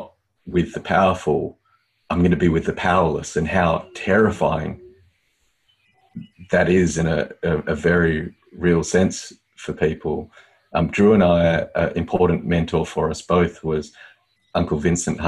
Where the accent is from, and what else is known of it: Australia